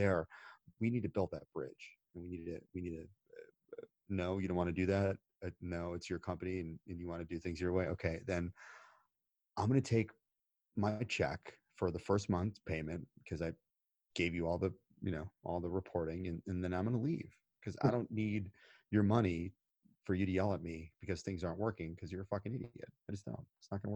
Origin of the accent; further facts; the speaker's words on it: United States; I'm American